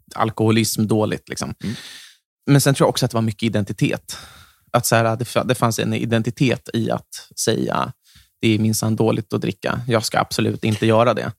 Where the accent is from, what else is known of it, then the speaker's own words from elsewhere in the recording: Stockholm, Stockholm County, Sweden; jag kom ju från Söder